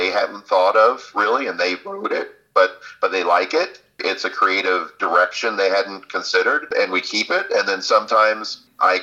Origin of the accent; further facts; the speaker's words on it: Florida, United States; accent: Southern; I grew up in Florida.